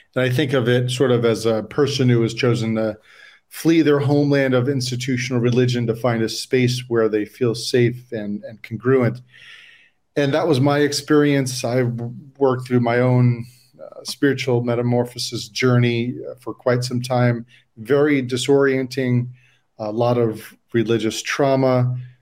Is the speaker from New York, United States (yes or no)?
yes; New York, United States; now in San Diego, United States; I'm from New York originally